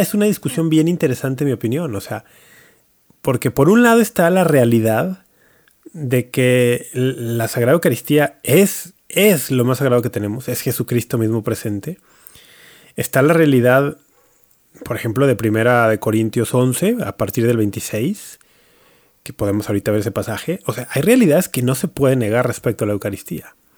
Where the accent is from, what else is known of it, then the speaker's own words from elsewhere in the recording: Mexico; Soy mexicano